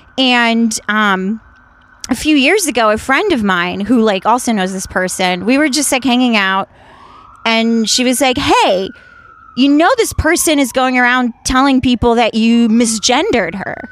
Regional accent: Washington, District of Columbia, United States; born or raised there; also born or lived in Ukraine; now in Los Angeles, United States

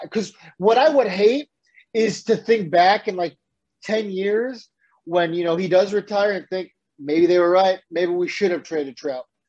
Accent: San Diego, California, United States; I grew up in San Diego

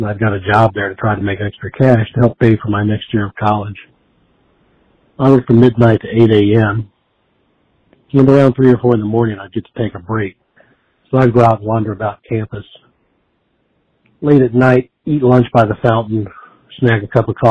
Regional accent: Giles County, Virginia, United States; moved away as an adult; now in Montgomery County, United States; I'm originally from Giles, and I currently live in Montgomery

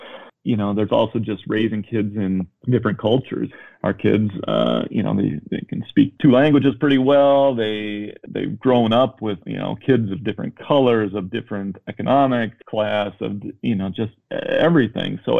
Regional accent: Minnesota, United States; moved away as an adult; also born or lived in Chicago; I grew up in Minnesota, in the suburbs

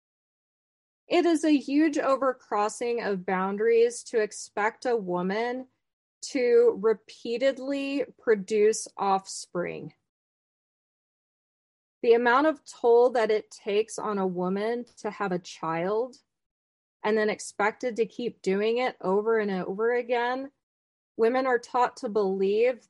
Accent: Midwest, United States; I am a Midwestern Mormon. I am not from Utah. The closest temple was Dallas.

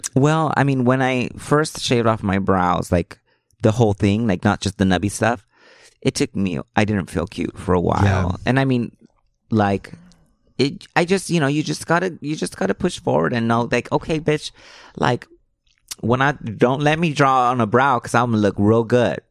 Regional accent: Los Angeles, California, United States; first language Spanish; I grew up in Hollywood. I went to Hollywood High School.

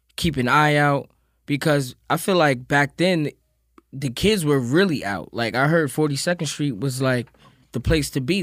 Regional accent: New York City, New York, United States; growing up in Queens.

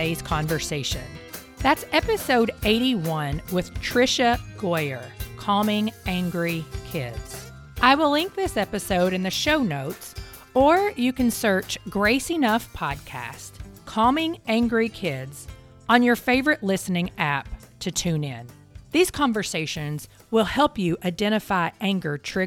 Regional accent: Kentucky, United States; I grew up in Kentucky

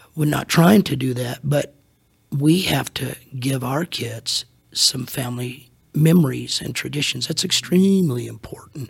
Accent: Hutchinson, Kansas, United States; also born or lived in Salina, Kansas; When I was three, God called my parents to Hutchinson, Kansas. And so basically, all I know is the ministry. They were there for 44 years

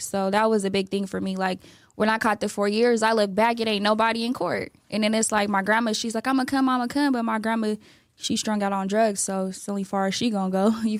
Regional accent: Sacramento, California, United States; I'm from Sacramento. Oak Park, to be exact, 916.

